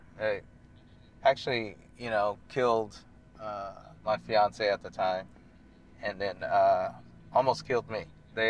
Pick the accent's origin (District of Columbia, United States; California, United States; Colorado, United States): California, United States; Bay Area; also born or lived in San Diego; I grew up in the Bay Area, then I went to school down in San Diego